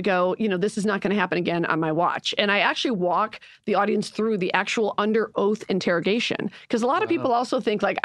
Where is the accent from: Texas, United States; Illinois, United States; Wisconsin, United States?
Illinois, United States; Chicago; I'm from Chicago